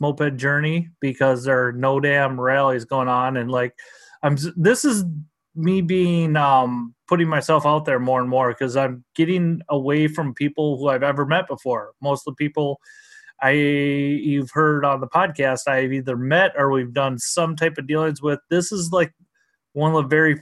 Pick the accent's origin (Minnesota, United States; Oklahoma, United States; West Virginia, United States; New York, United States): Minnesota, United States; southern; I grew up in southern Minnesota